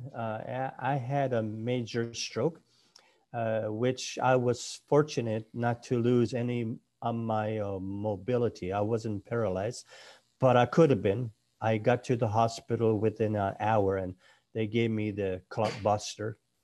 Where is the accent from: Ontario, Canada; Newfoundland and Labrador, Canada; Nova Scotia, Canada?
Nova Scotia, Canada; my wife and I were born and raised in Nova Scotia, Cape Breton Island.